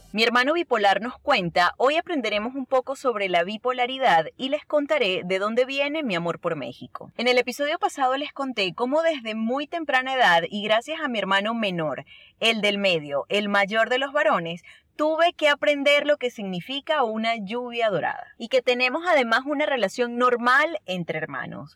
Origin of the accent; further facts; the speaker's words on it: Venezuela; moved away; los venezolanos no escapamos de eso